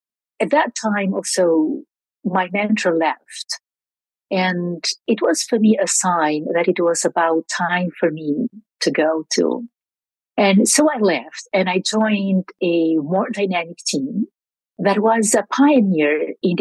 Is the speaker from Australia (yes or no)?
no; Albania; moved away as an adult; also born or lived in Belgium; I grew up in Albania during the years of dictatorship